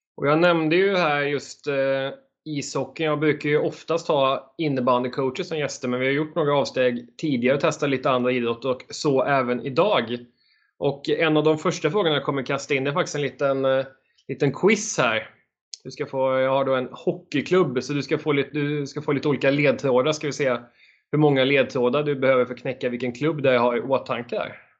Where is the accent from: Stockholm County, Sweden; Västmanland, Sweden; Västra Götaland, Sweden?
Västra Götaland, Sweden; Borås; moved away; jag kommer ju från Borås ursprungligen